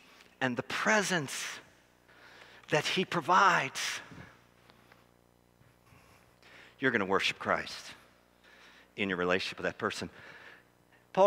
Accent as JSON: {"language": "English", "town": "Philadelphia", "region": "Pennsylvania", "country": "United States", "said": "I'm from Philadelphia."}